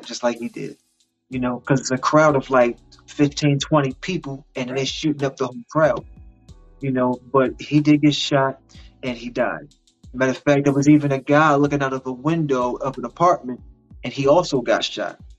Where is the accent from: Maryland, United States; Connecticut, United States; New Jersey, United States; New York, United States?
Maryland, United States; Baltimore; I'm from Baltimore, Maryland. That's where I was born and raised.